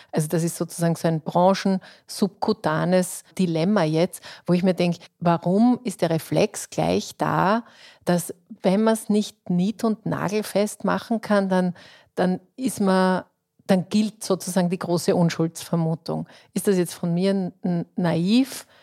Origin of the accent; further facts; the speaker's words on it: Austria; bei uns in Österreich